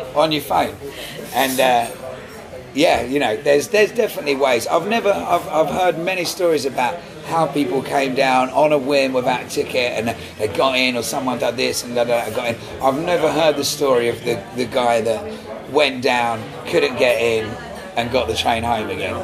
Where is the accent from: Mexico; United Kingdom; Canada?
United Kingdom; England; being an Englishman